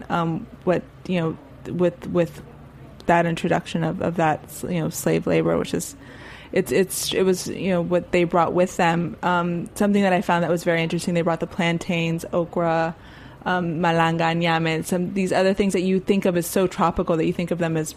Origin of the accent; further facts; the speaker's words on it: Miami, Florida, United States; now in New York, United States; I think I've I've living in New York after growing up in Miami, not necessarily having like central air, these kind of very acclimated um, living situations.